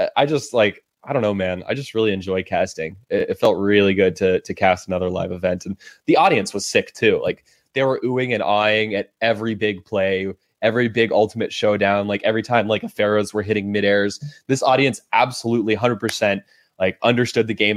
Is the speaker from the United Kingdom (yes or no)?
no; Berkeley, California, United States; my hometown where I'm born and raised, Berkeley